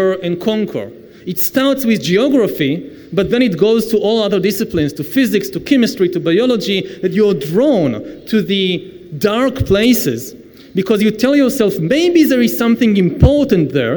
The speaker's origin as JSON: {"language": "English", "country": "Israel", "said": "I come from the Middle East"}